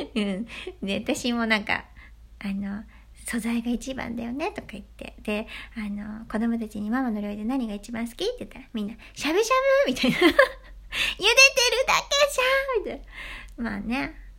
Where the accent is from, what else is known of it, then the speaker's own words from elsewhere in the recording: Hiroshima, Japan; moved away; 島出身なんですね、私。